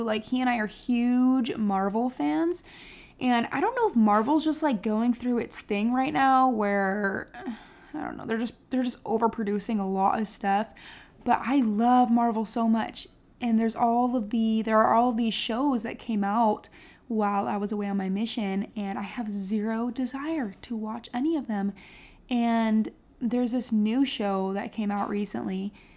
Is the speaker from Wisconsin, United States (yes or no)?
yes; Beloit, Wisconsin, United States; moved away as an adult; now in Texas, United States; Beloit is like my hometown. So I have, I have a ward back in Wisconsin